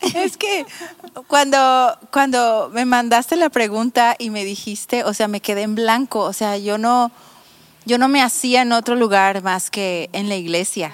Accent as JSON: {"language": "Spanish", "town": "Mazatlán", "region": "Sinaloa", "country": "Mexico", "also_born_or_lived": "Tepic / Texas", "moved": "as an adult", "lives_now": "Bucerías, Mexico", "said": "yo soy de Mazatlán"}